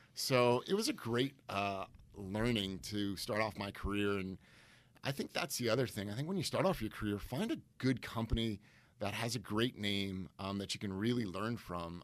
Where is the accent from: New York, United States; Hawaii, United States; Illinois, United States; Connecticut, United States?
Connecticut, United States; Stamford; born and raised in Stamford, Connecticut